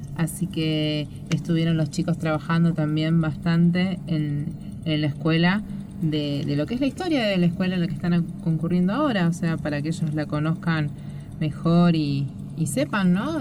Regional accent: Buenos Aires, Argentina; yo soy de Ciudad Autónoma de Buenos Aires. Eh, siempre estuve ahí

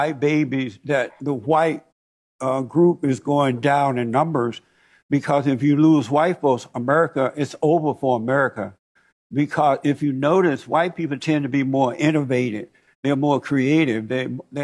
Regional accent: Alabama, United States; moved away as an adult; I grew up in Alabama. I grew up under the so-called Jim Crow laws

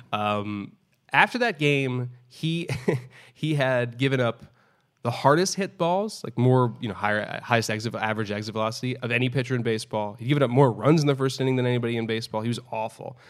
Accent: New York City, New York, United States; I grew up in New York City

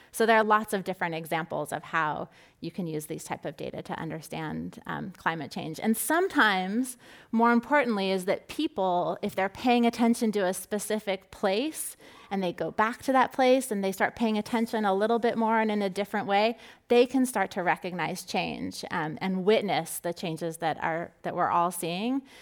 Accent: Southern California, United States; I grew up in Southern California

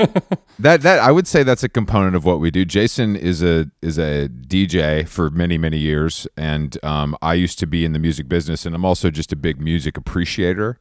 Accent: Atlanta, Georgia, United States; moved away; I grew up in Atlanta, so it's, like, in my blood

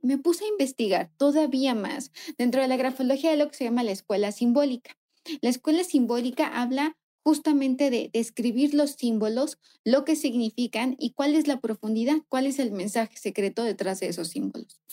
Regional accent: Mexico

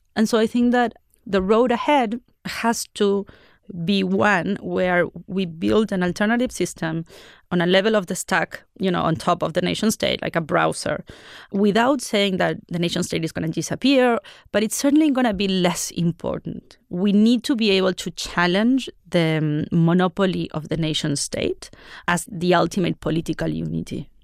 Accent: Argentina; I come from Argentina

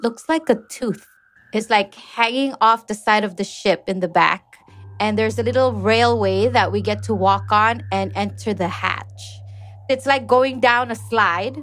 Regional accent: Pohnpei, Micronesia; I was born in Pohnpei

